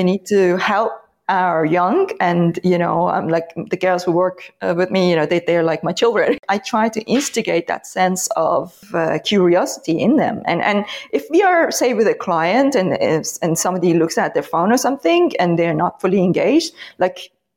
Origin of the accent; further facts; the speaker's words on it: Iran; moved away; I come from Iran